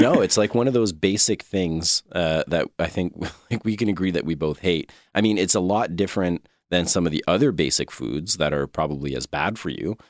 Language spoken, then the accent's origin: English; Quebec, Canada; I'm from Quebec, grew up in Quebec.